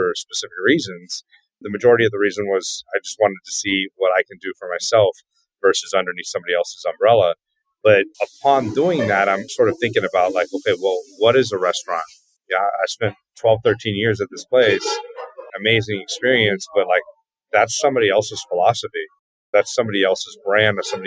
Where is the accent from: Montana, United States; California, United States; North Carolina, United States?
California, United States; Northern; moved away as an adult; now in Los Angeles, United States; I'm a chef from Northern California.